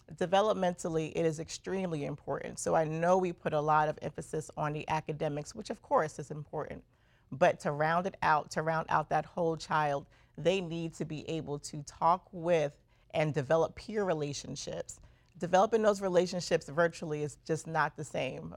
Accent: New York City, New York, United States; also born or lived in Brooklyn, New York; I was born in Brooklyn and raised in Queens, New York

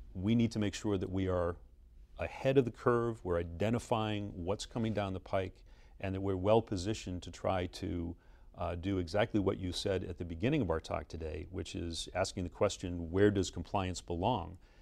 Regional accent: Boston, Massachusetts, United States; Grew up in Boston

